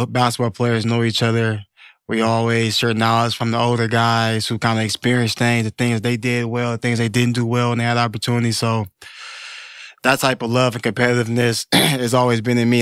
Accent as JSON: {"language": "English", "town": "Detroit", "region": "Michigan", "country": "United States", "tie": "born or raised there", "said": "I was a Detroit kid. I grew up in Detroit"}